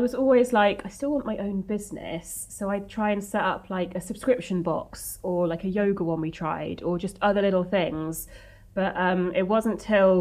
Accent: Wiltshire, South West England, United Kingdom; moved away as an adult; also born or lived in Cardiff / Bristol; now in Wales, United Kingdom; I'm from I was from Wiltshire, and then came over to Cardiff

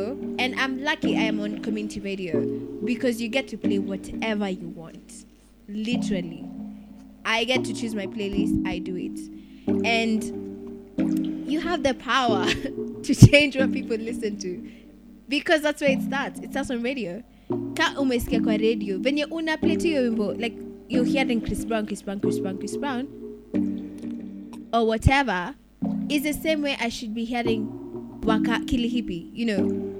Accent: Nigeria; Like, I'm Nigerian.

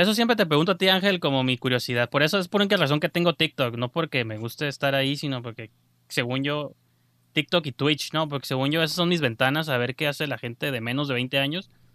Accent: Mexico; nosotros como mexicanos

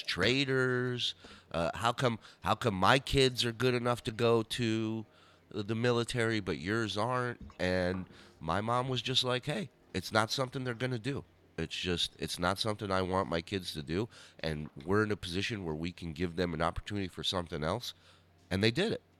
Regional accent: Los Angeles, California, United States; also born or lived in Arizona; we lived in, in the San Fernando Valley

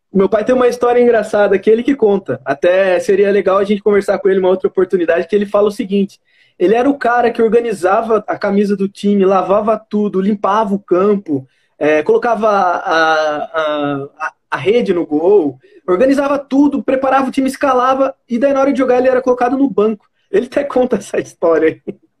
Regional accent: Itapetininga, São Paulo, Brazil; Eu sou de Tapetininga, mas meu, minha, meu vínculo em Guarei é, é muito forte

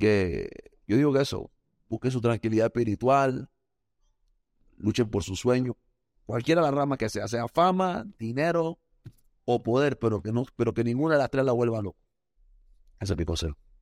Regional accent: Panama; also born or lived in Costa Rica; Yo nací en Panamá y después me fui a Costa Rica a vivir un par de años y después regresé a Panamá

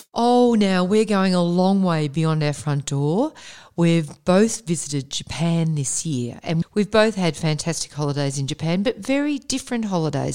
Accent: Melbourne, Victoria, Australia; growing up in Melbourne's western suburbs in the fifties, sixties and seventies, as we did

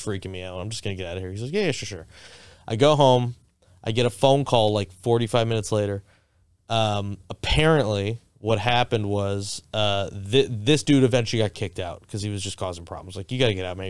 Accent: Boca Raton, Florida, United States; moved away as an adult; also born or lived in Miami; I grew up in Boca Raton.

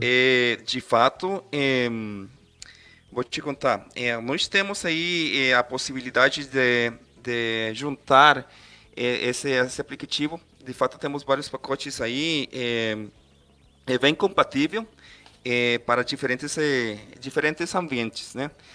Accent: Costa Rica; Portuguese is a second language; eu sou costarriquenho, então se eu falar alguma palavra aí estranha, me, me desculpam aí. É, meu português ainda não é tão completo como eu quiser

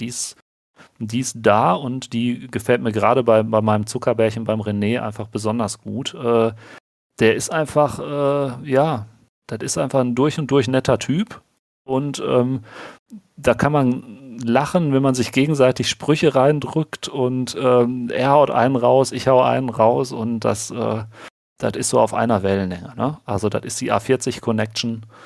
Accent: Ruhr area, North Rhine-Westphalia, Germany; accent: Ruhrpott; bei uns im Ruhrpott, äh, Ruhrpott ihr hört es ja so ein bisschen auch am Akzent

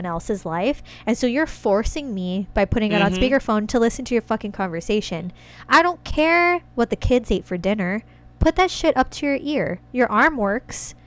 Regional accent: Washington, United States; I was born in Washington State

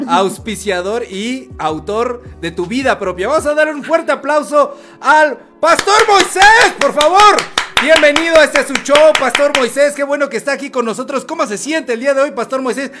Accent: Chimalhuacán, State of Mexico, Mexico; de donde soy oriundo, ¿verdad? Este, soy de, la hermana República de Chimalhuacán

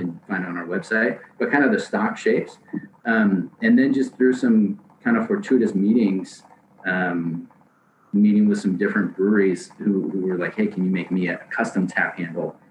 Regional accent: Seattle, Washington, United States; moved away as an adult; also born or lived in San Diego / Portland; I grew up in Seattle

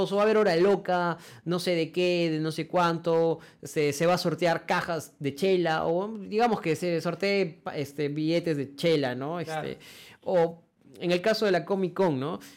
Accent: Cusco, Peru; nosotros que venimos de Cusco

